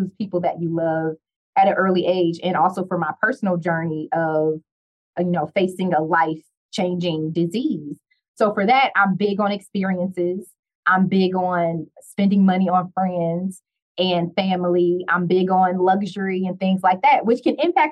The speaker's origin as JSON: {"language": "English", "town": "Detroit", "region": "Michigan", "country": "United States", "said": "I'm from Detroit"}